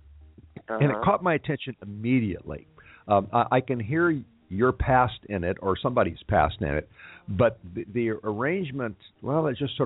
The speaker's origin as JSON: {"language": "English", "town": "Los Angeles", "region": "California", "country": "United States", "tie": "born or raised there", "said": "my hometown is where it all came together"}